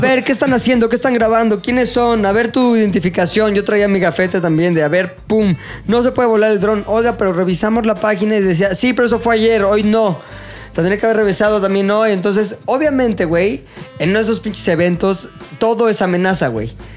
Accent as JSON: {"language": "Spanish", "country": "Mexico", "said": "también como mexicanos"}